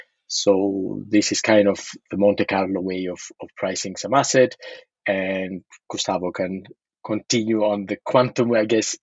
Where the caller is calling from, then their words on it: Paris, Île-de-France, France; also born or lived in Berkeley / Cambridge, Massachusetts; Yes, I am calling from Paris.